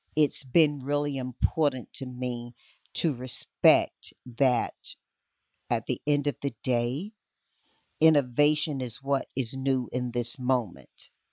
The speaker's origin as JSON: {"language": "English", "region": "North Carolina", "country": "United States", "tie": "born or raised there", "said": "my home state of North Carolina"}